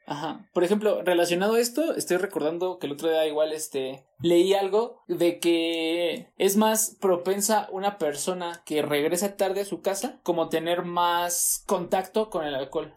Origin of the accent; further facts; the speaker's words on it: Mexico; parte de nuestra cultura como mexicanos